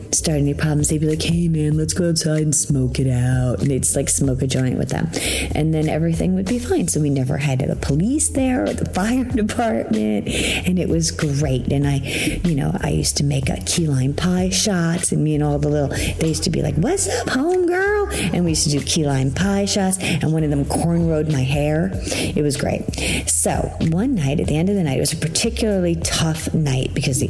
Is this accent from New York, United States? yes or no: yes; New York, United States; I'm from New York